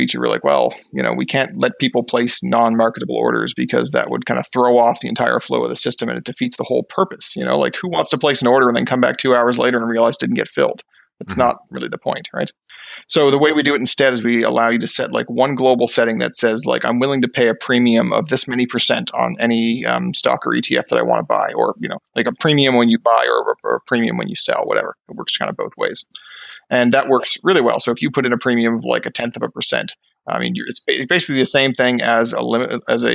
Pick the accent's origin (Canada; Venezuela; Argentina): Canada; Newfoundland and Labrador; moved away as an adult; now in Fredericton, Canada; I'm personally from Newfoundland. I grew up in Newfoundland. Maybe you can hear a little bit of the accent in my voice